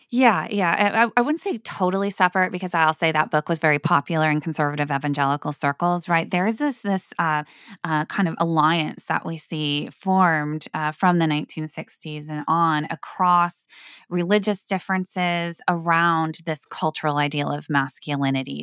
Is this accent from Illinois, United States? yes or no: no; Northwest Iowa, United States; moved away; my community, my hometown, right, my people